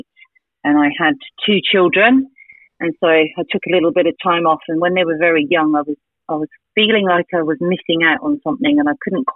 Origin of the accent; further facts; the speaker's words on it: Somerset, South West England, United Kingdom; moved away as an adult; now in Gold Coast, Australia; I grew up in Somerset in the UK, Southwest.